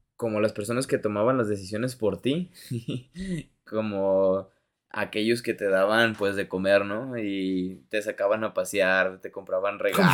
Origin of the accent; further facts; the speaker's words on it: Mexico; tú como mexicano